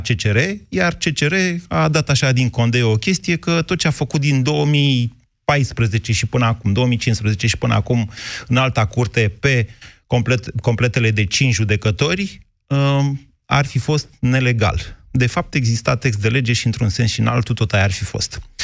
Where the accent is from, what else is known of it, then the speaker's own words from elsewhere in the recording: Drobeta-Turnu Severin, Mehedinți County, Romania; eu am crescut în Severin